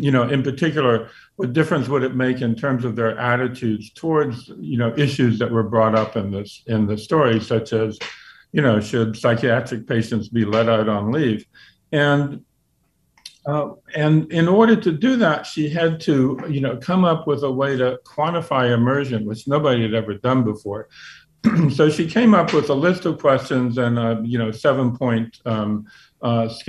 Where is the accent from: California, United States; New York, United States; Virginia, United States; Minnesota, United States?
Virginia, United States; I grew up in Virginia